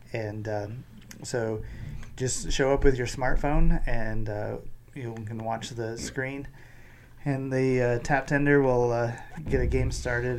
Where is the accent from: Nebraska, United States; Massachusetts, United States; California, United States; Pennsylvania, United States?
Nebraska, United States; Lincoln; also born or lived in Schuyler, Nebraska / Fremont, Nebraska; So I was, I did kindergarten in Schuyler, and so until I was six, and I'm 4 years older than Travis, so he was two, we moved to Lincoln